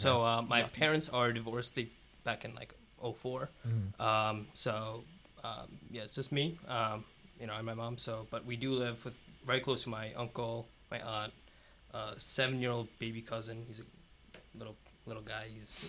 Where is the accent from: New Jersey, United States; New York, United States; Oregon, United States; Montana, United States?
New York, United States; Rockland County; I was born in Rockland County. And a lot of people here say that's upstate.